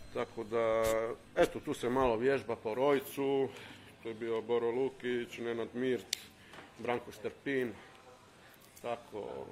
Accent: Pula, Istria County, Croatia; Ja sam iz Pule, Riva 2.

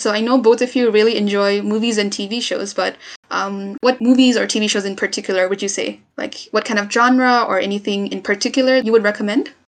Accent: Nepal; I'm from Nepal

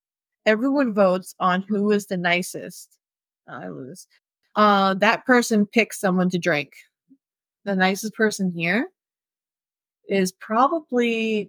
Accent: Florida, United States; I'm from Florida

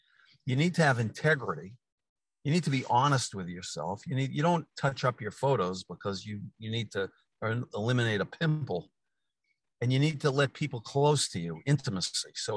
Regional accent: Newton, Massachusetts, United States; I happen to be sitting in Newton, Mass, in my hometown

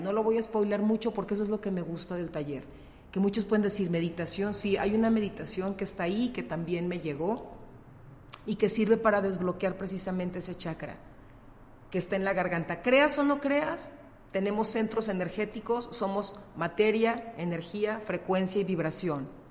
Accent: León, Guanajuato, Mexico; also born or lived in Torreón, Coahuila; yo nací acá en León

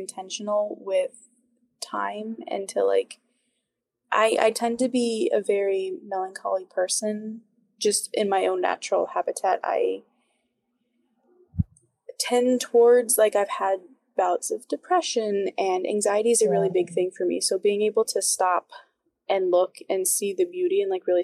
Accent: the South, United States; moved away as an adult; I grew up in the South

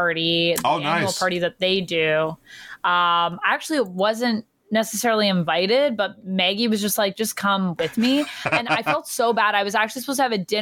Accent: Canada; I'm Canadian

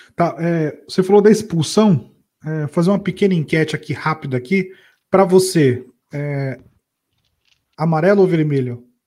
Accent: Brazil; a gente é brasileiro

